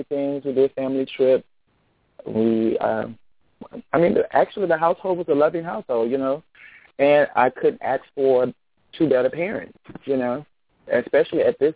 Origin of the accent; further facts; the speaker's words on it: Jacksonville, Florida, United States; I'm from Jacksonville, Florida, born and raised. Grew up in Florida.